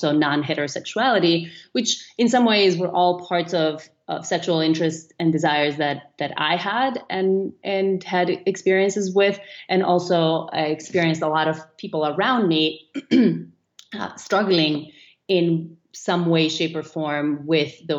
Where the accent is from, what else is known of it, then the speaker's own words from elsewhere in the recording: North Macedonia; moved away; I was growing up in Macedonia, which is a small country in the Eastern European kind of part of the world